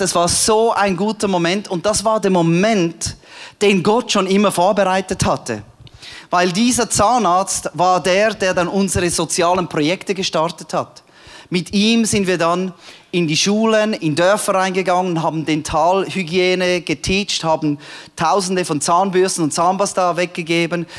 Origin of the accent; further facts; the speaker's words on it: Switzerland; moved away as an adult; also born or lived in Cambodia; als Schweizer in Kambodscha